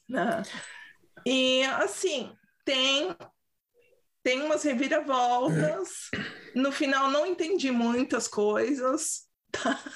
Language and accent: Portuguese; São Paulo, Brazil; accent: paulistês; also born or lived in London; now in Sweden; Meu sotaque paulistês